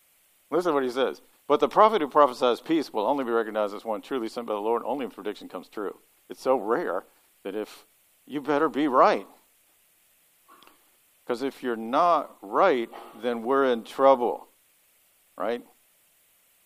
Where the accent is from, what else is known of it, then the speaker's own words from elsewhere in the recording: Kentucky, United States; now in Ohio, United States; I'm from Kentucky